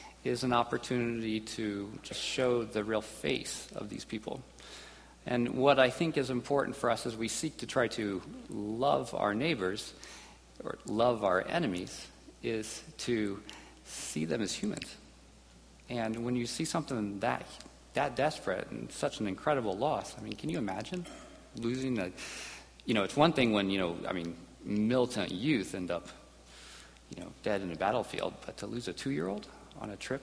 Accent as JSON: {"language": "English", "country": "United States", "tie": "born or raised there", "said": "growing up in America"}